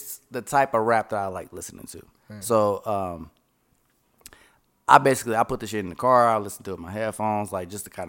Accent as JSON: {"language": "English", "town": "Los Angeles", "region": "California", "country": "United States", "said": "I'm from the projects. I'm from Imperial Courts"}